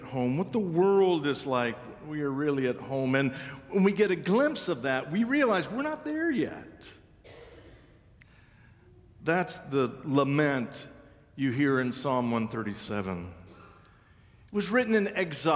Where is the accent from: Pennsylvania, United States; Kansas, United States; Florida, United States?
Kansas, United States; I'm from Kansas